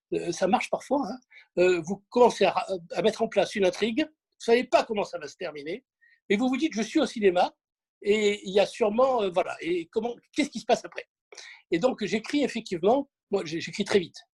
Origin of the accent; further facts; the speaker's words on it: Marseille, Provence-Alpes-Côte d'Azur, France; je suis Marseillais